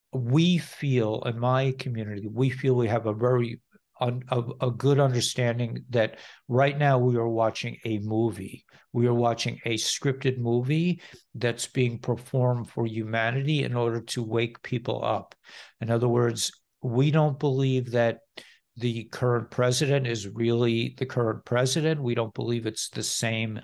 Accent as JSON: {"language": "English", "town": "Scarsdale", "region": "New York", "country": "United States", "tie": "born or raised there", "said": "I grew up in Scarsdale, New York, which is not far from you"}